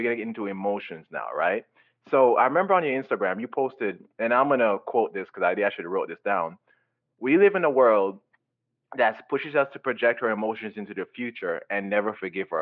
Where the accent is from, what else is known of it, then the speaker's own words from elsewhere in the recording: Jamaica; growing up, I grew up in Jamaica